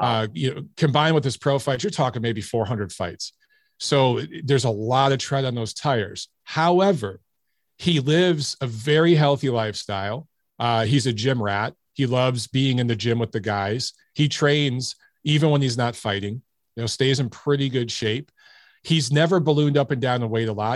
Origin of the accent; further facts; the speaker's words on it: Detroit, Michigan, United States; I grew up in Detroit